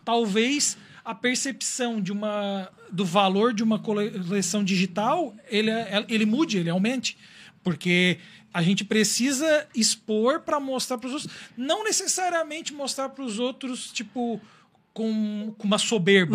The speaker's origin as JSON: {"language": "Portuguese", "town": "Criciúma", "region": "Santa Catarina", "country": "Brazil", "said": "eu sou de Criciúma"}